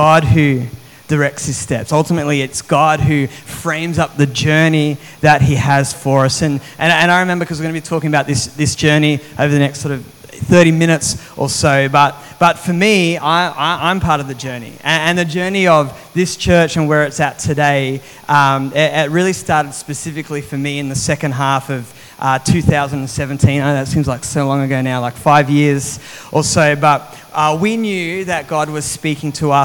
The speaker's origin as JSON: {"language": "English", "country": "Australia", "also_born_or_lived": "New South Wales", "moved": "as an adult", "lives_now": "Mandurah, Australia", "said": "I was from over east"}